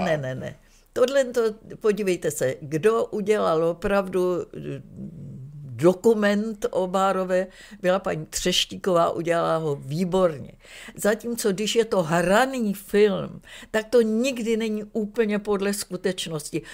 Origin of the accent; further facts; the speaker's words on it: Czechia; moved away as an adult; also born or lived in Düsseldorf, Germany / Vienna, Austria; jako Češka tam přišla